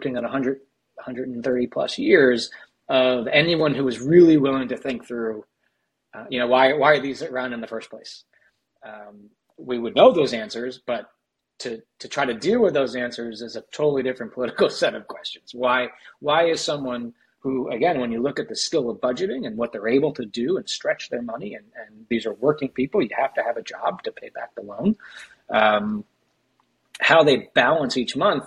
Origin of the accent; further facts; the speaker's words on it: United States; accent: American; by the accent as an American